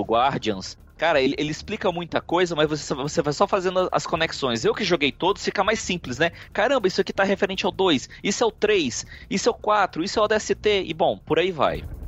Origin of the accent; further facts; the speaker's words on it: Fortaleza, Ceará, Brazil; now in São Paulo, Brazil; eu sou de Fortaleza, no Ceará, sou nordestino aqui perdido em São Paulo